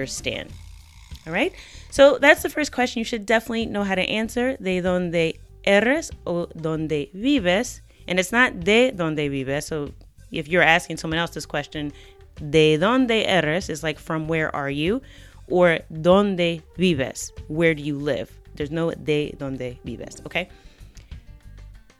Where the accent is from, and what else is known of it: United States